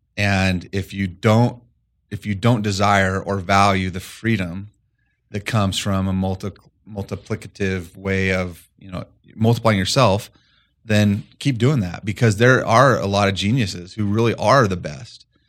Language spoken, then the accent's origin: English; Colorado, United States; moved away as an adult; also born or lived in Fort Collins, Colorado; I grew up about three hours east of here in a small farm community